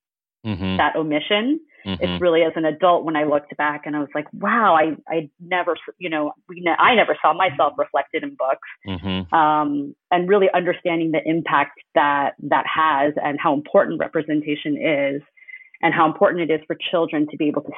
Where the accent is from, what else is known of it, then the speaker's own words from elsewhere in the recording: United States; I was born in the U.S. and I grew up in the U.S.